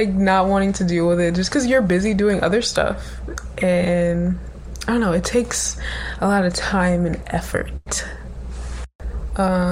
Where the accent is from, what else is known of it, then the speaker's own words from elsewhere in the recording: North Carolina, United States; moved away as an adult; now in New York, United States; I'm from North Carolina. I pretty much grew up there my entire life